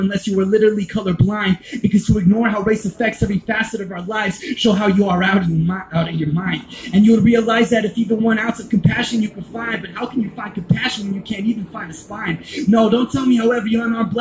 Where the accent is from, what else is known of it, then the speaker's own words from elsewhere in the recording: Mississippi, United States; I'm from Mississippi